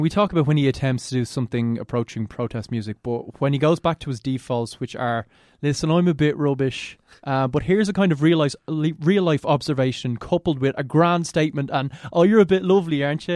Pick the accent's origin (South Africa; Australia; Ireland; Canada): Ireland; we're Irish